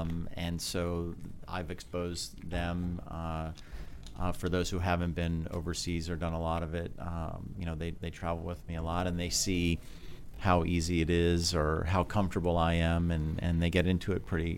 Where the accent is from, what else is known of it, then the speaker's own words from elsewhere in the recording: Oslo, Norway; growing up in Oslo is wonderful because during the summer the sun never sets